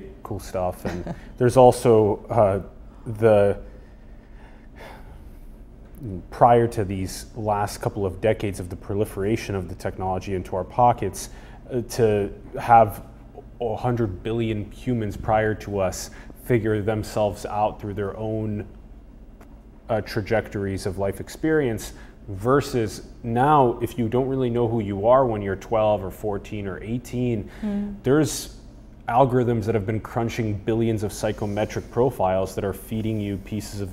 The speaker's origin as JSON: {"language": "English", "country": "United States", "tie": "born or raised there", "said": "I was born in the United States"}